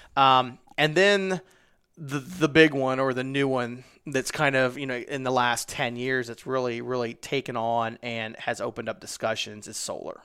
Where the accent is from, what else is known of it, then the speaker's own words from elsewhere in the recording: Midwest, United States; I'm from the Midwest